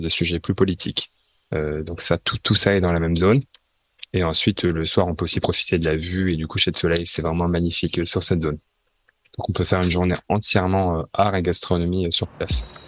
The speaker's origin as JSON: {"language": "French", "country": "France", "also_born_or_lived": "London / Beijing", "moved": "as an adult", "lives_now": "Hong Kong", "said": "je suis français"}